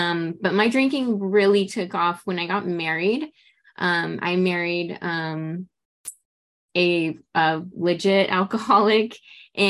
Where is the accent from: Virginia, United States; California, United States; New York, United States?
California, United States; Los Angeles; I'm from Los Angeles.